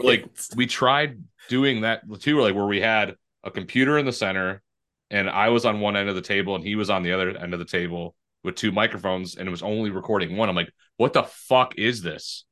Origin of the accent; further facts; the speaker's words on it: Detroit, Michigan, United States; I grew up in Detroit